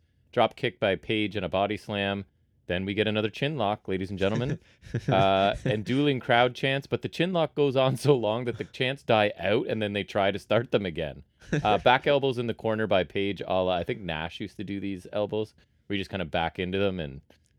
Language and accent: English; Canada; I can tell you as a Canadian